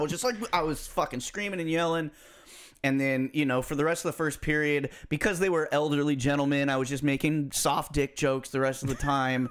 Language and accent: English; United States